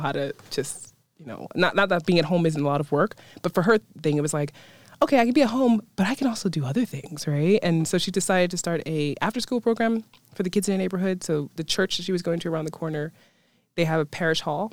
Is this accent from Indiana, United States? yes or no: no; New York City, New York, United States; moved away as an adult; now in Mosfellsbær, Iceland; I grew up in Brooklyn, New York, so New York City, specifically Bushwick